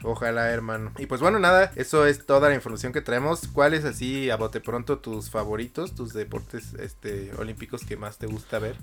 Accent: Mexico

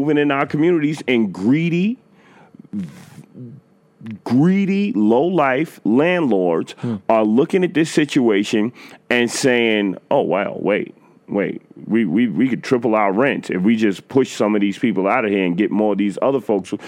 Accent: New York City, New York, United States; I've been in the Bronx since 1977, since I was born.

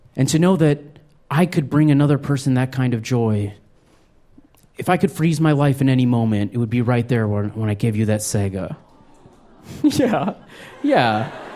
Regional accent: Albuquerque, New Mexico, United States; I grew up in New Mexico. I was born in Albuquerque

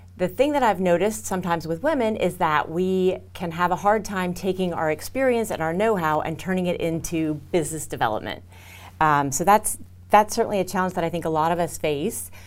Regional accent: Houston, Texas, United States; I'm from Houston

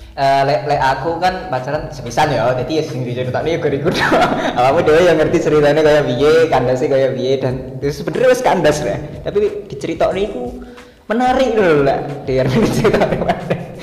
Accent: Banyuwangi, East Java, Indonesia; Kita lah sebagai orang Jawa Timur, kita tinggal di Jawa Timur. Banyuwangi tepatnya

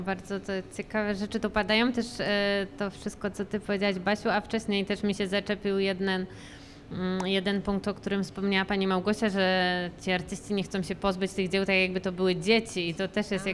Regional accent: Łódź, Łódź Voivodeship, Poland; ja też jakby urodziłam się tutaj

